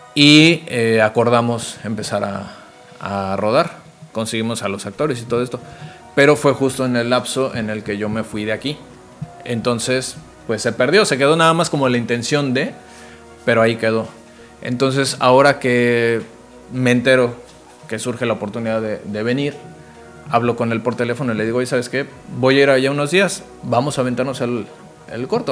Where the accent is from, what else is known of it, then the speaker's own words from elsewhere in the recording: Zamora, Michoacán, Mexico; moved away as an adult; also born or lived in Cancún, Mexico; soy de Morelia, bueno, específicamente de Zamora, Michoacán